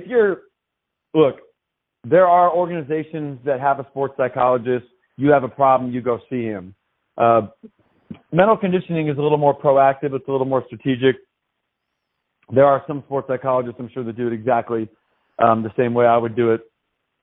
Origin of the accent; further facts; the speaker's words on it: Tacoma, Washington, United States; moved away as an adult; I was raised in Tacoma, Washington, lived my first 17 years.